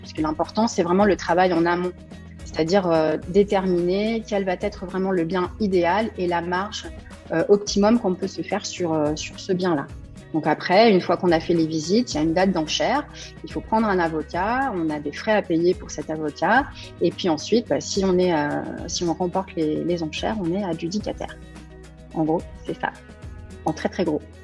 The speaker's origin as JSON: {"language": "French", "town": "Cormeilles-en-Parisis", "region": "Île-de-France", "country": "France", "tie": "born or raised there", "said": "je suis née à cormeil en Parisie, en région parisienne, le 4 janvier 1977"}